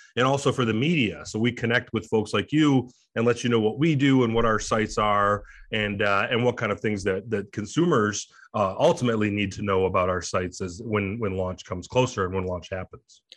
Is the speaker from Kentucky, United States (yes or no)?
no; Detroit, Michigan, United States; also born or lived in Chicago; Came back to Detroit, my hometown